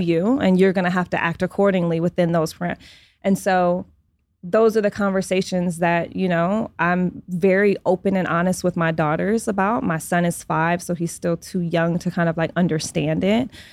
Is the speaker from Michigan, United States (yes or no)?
yes; Detroit, Michigan, United States; now in Los Angeles, United States; I was raised in Detroit.